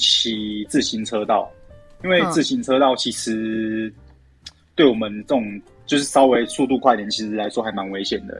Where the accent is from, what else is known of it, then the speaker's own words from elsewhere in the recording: Kaohsiung, Taiwan; 对对，我高雄，我高雄人。